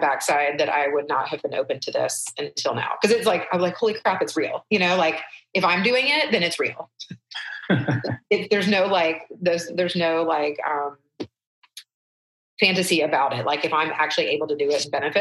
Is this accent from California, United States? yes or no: no; Atlanta, Georgia, United States; also born or lived in Canada; I grew up very, very sheltered, very, very, in suburban Atlanta